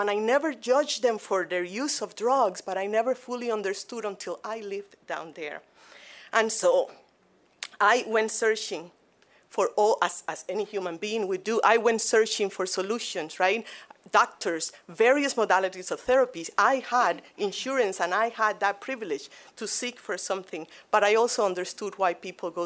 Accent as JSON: {"language": "English", "country": "Cuba", "moved": "as an adult", "lives_now": "Grand Rapids, United States", "said": "I am originally from Cuba"}